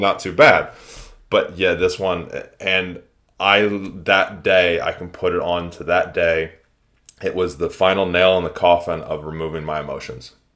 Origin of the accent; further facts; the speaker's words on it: United States; moved away; I'm from the States initially.